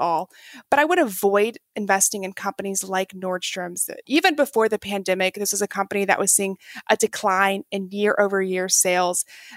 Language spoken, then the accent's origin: English; Texas, United States; I am from Texas